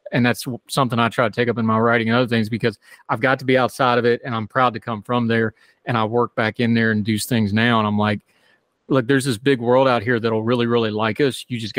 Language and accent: English; Appalachia, United States; I'm different, even though I'm from there.